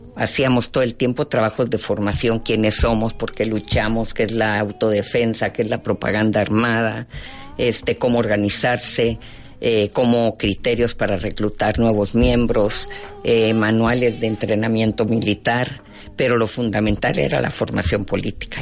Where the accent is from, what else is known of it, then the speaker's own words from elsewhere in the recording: Guatemala; mi formación más profunda como ser humano, como mujer, como guatemalteca.